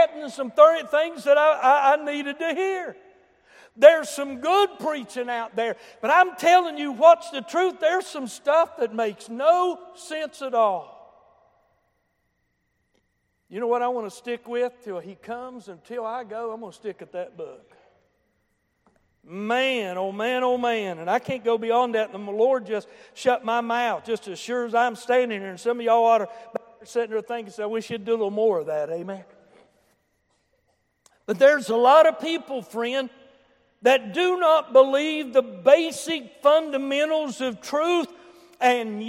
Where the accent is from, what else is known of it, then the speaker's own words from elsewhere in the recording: Boone County, West Virginia, United States; I come from Boone County